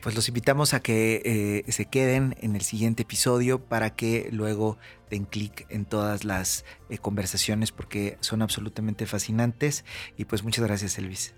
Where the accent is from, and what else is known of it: Mexico